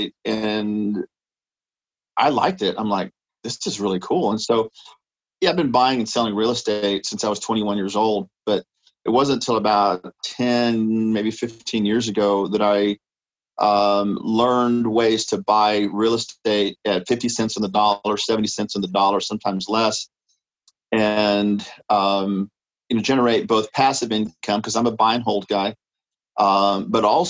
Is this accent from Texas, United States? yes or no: yes; San Antonio, Texas, United States; now in Austin, United States; I grew up in San Antonio